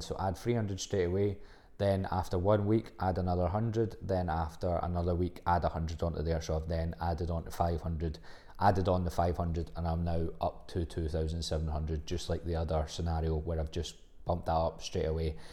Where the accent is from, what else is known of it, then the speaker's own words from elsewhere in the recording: Livingston, Scotland, United Kingdom; I'm from Livingston